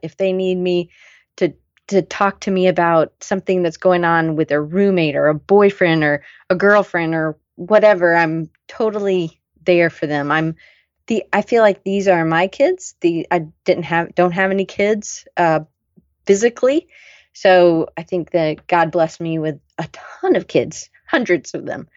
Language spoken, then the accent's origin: English; the South, United States; I grew up in the South. I never really felt like I fit in. I was a little too loud for a good Southern girl